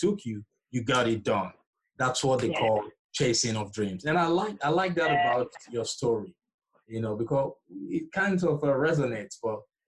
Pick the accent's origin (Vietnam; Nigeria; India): Nigeria; moved away; I'm originally from Nigeria